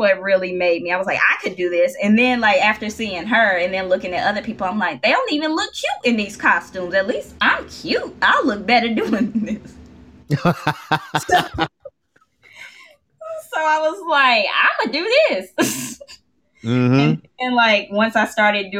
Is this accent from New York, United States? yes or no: no; Memphis, Tennessee, United States; I'm from Memphis